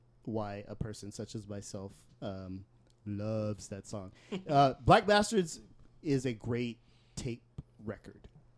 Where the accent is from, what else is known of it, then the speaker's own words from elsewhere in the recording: San Jose, California, United States; my hometown, San Jose.